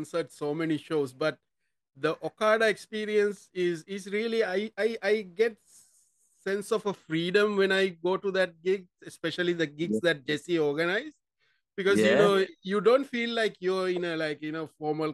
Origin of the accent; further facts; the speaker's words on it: Sri Lanka; moved away as an adult; now in Philippines; I'm actually originally from Sri Lanka